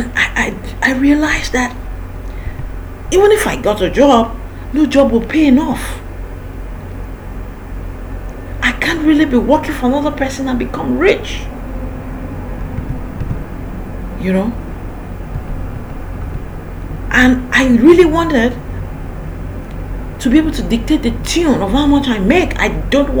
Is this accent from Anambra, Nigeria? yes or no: no; Ibadan, Oyo, Nigeria; also born or lived in Lagos; I went back to my hometown, which is Ibadan